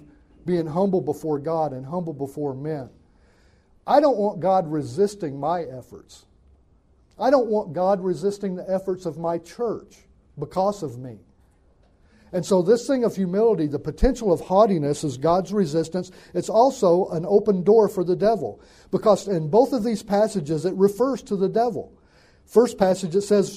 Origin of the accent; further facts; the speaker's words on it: Northwest Alabama, United States; moved away as an adult; now in California, United States; I grew up in Northwest Alabama